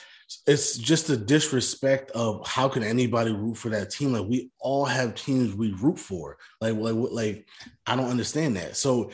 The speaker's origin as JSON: {"language": "English", "region": "New Jersey", "country": "United States", "tie": "born or raised there", "said": "as somebody born and raised in New Jersey"}